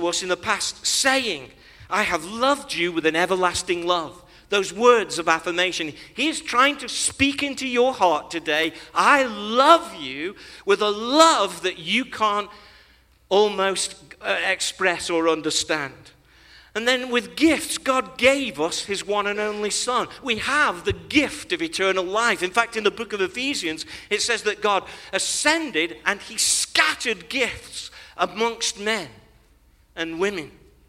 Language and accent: English; Nigeria; You see, when Kathy and I were growing up, you might think, because I'm a Nigerian, we're a Christian nation, that makes me a Christian.